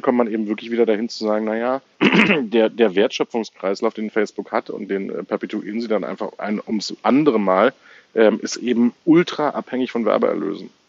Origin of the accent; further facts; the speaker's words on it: Germany; wir eben als Deutsche